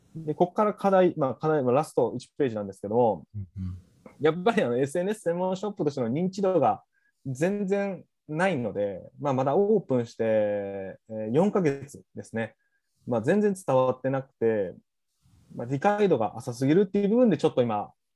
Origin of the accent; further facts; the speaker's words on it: Kochi, Japan; 僕の出身校である高知商業